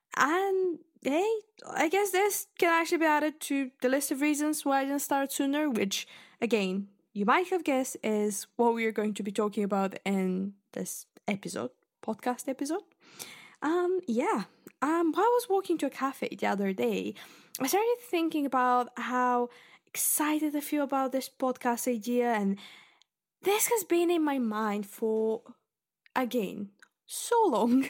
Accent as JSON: {"language": "English", "country": "Bulgaria", "tie": "born or raised there", "second_language": "English", "moved": "as an adult", "lives_now": "Scotland, United Kingdom", "said": "I was born in Bulgaria and I lived there until I was nineteen and I moved to uni, basically, here"}